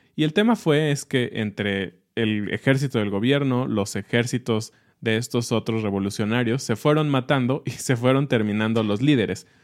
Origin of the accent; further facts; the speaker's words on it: Mexico; lo que somos los mexicanos.